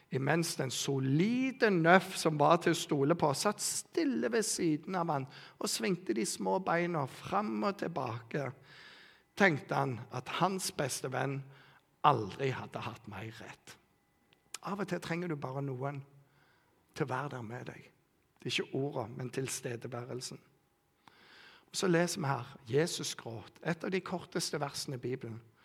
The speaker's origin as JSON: {"language": "Norwegian", "town": "Bryne", "region": "Rogaland", "country": "Norway", "tie": "born or raised there", "said": "jeg vokste opp i Bryne misjonskirke"}